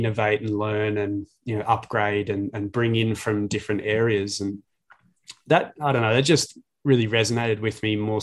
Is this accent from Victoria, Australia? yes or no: yes; Glen Waverley, Victoria, Australia; I'm from Glen Waverley. So yeah, we used to walk to games